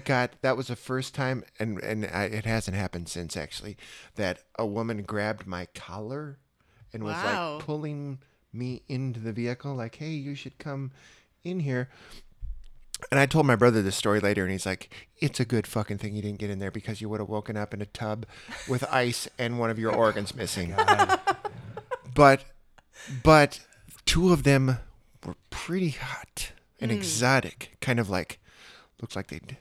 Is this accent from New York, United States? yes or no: no; Iowa, United States; I'm from Iowa